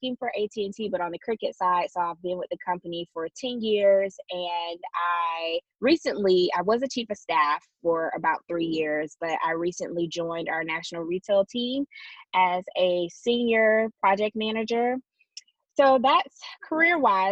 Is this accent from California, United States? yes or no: no; Douglas, Georgia, United States; moved away as an adult; also born or lived in Jacksonville / Tallahassee; I'm from Douglas, Georgia, not Douglasville